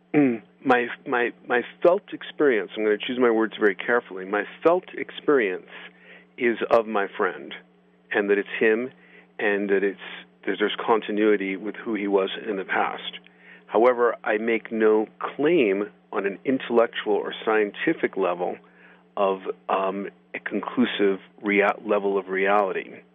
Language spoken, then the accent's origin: English; Boulder, Colorado, United States; my hometown of Boulder